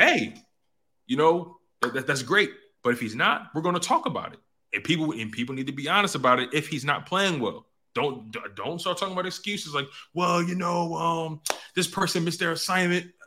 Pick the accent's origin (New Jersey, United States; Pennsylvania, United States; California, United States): Pennsylvania, United States; Philadelphia; being born and raised in Philly